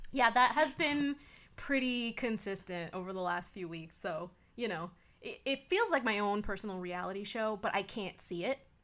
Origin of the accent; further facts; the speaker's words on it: United States; We are American